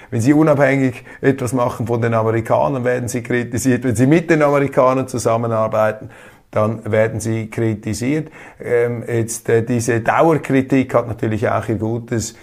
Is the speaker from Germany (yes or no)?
no; Switzerland; Ich als Schweizer